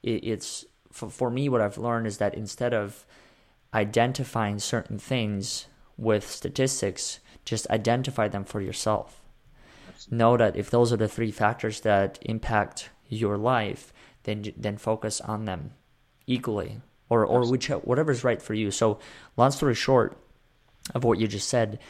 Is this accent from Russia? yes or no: yes; Russia; I was born in Russia